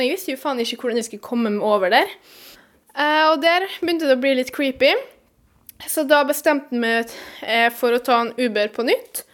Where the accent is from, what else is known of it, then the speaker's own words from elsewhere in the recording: Venezuela; now in Norway; Jeg kommer jo fra Venezuela